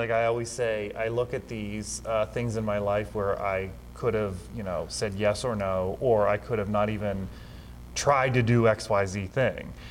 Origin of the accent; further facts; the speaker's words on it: Ohio, United States; I mean, I'm originally from Ohio. I graduated from